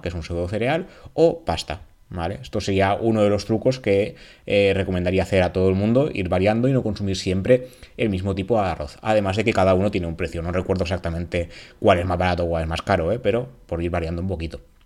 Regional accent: Valencian Community, Spain; en la comunidad valenciana

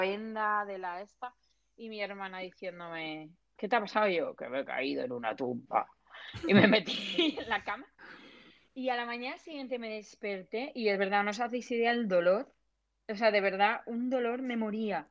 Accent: Alcalá, Spain; yo soy de Alcalá

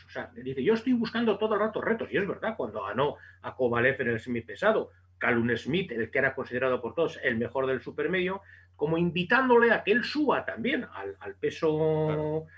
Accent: Bilbao, Basque Country, Spain; yo que soy de Bilbao

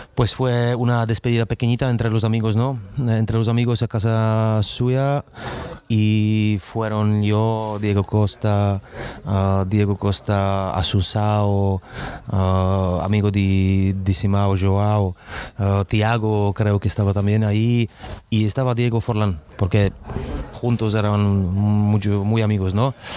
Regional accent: Czechia; Spanish is a second language; moved away as an adult; also born or lived in Madrid, Spain / Istanbul, Turkey; estoy jugando todavía en mi país, donde he crecido con los jugadores jóvenes

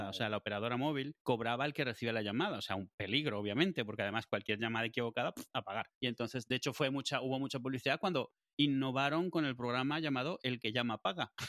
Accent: Madrid, Community of Madrid, Spain; Eh, de Madrid, yo soy de Madrid, quiero que me llame alguien de aquí.

